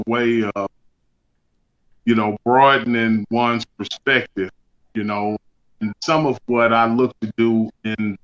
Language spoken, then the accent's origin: English; Beaumont, Texas, United States; moved away; I've had some experiences there just growing up in Beaumont